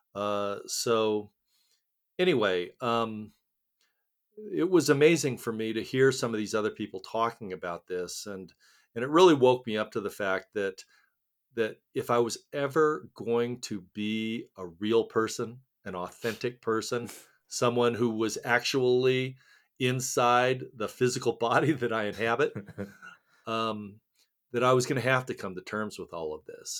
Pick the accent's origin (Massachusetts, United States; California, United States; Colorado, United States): Colorado, United States; Littleton; also born or lived in Seoul, Korea; I grew up in Littleton, Colorado